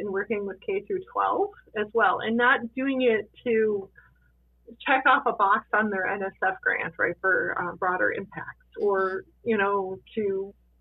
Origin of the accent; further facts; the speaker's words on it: Chicago, Illinois, United States; now in Meadville, United States; I grew up in Chicago